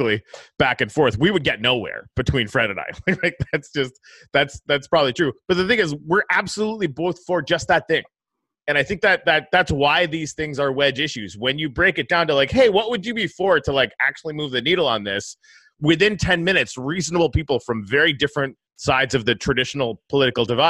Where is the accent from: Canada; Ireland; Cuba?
Canada; I'm from Canada.